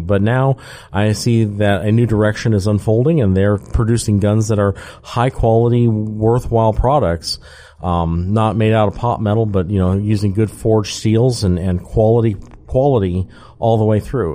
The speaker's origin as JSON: {"language": "English", "region": "Georgia", "country": "United States", "said": "being a Georgian and being a citizen of each of our counties, uh, as many as there are in Georgia"}